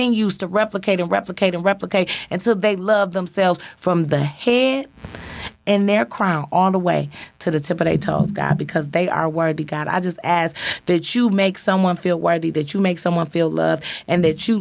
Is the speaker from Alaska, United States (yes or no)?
no; Detroit, Michigan, United States; born and raised on Joy Road, parents dope fiends